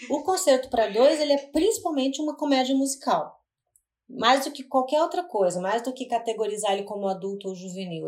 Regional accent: Curitiba, Paraná, Brazil; now in São Paulo, Brazil; eu sou de Curitiba, eu vivi boa parte da minha vida lá

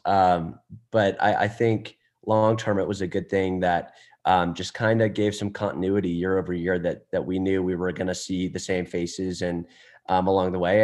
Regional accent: Atlanta, Georgia, United States; moved away as an adult; also born or lived in Texas; now in Dallas, United States; we're from Atlanta

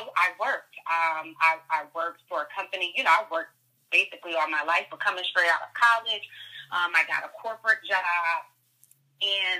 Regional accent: Bridgeport, Connecticut, United States; I am from Bridgeport, Connecticut

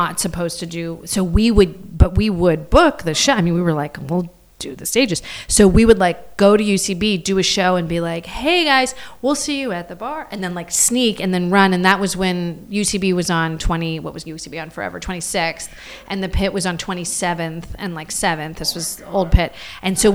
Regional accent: Pittsburgh, Pennsylvania, United States; now in New York, United States; Grew up in Pittsburgh, went to school in Pittsburgh, never owned a car

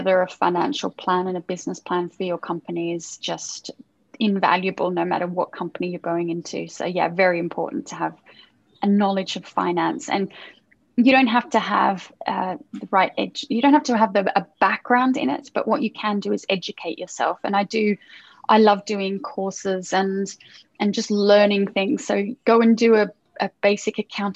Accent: Australia; now in London, United Kingdom; I'm from Australia. So I would have to go back to Australia and see all my family

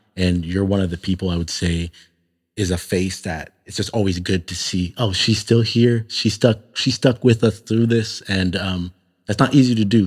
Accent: Toronto, Ontario, Canada; moved away; growing up in Toronto, I was around a lot more Muslims

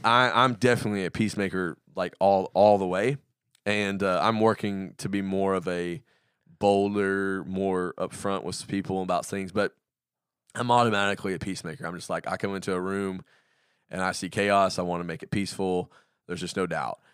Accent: the South, United States; I grew up in the South

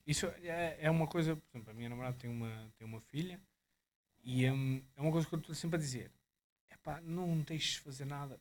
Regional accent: Sarzedo, Centro, Portugal; lá em, em Sarzedo, na minha terra

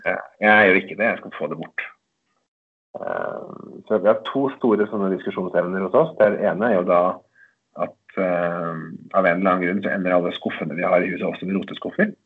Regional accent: Eidskog, Innlandet, Norway; var sånn blomstringsdager i Eidskog, der jeg kommer fra

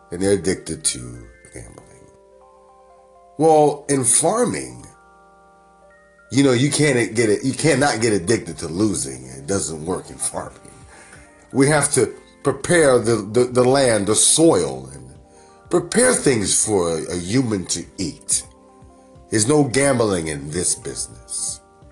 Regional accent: New York, United States; now in Northern California, United States; Growing up in New York

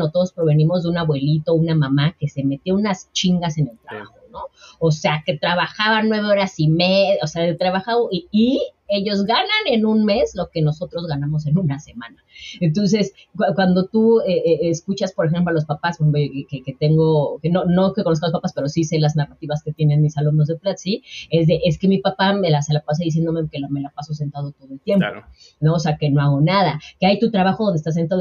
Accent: Mexico; la mayoría de los mexicanos y de los latinoamericanos vamos con esta

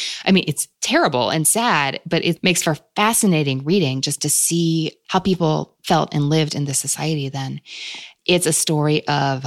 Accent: Kentucky, United States; Kentucky being my home state and where I still live

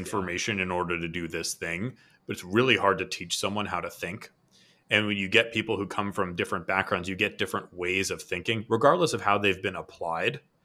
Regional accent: Boston, Massachusetts, United States; now in San Diego, United States; I'm from Boston

